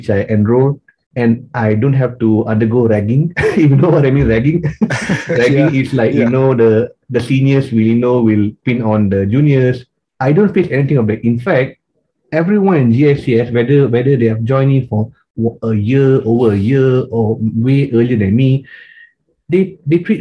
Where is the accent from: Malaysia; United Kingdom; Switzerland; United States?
Malaysia; growing up in Malaysia, being an Indian here, we are Indians are minority here